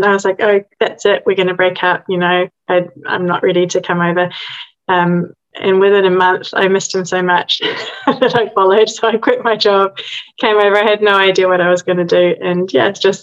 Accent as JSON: {"language": "English", "country": "New Zealand", "moved": "as an adult", "lives_now": "London, United Kingdom", "said": "I'm originally from New Zealand, and I moved to London almost 21 years ago"}